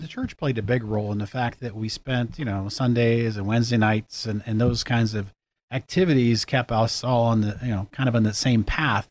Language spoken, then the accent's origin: English; Erie, Pennsylvania, United States; also born or lived in Girard, Pennsylvania; I grew up in Erie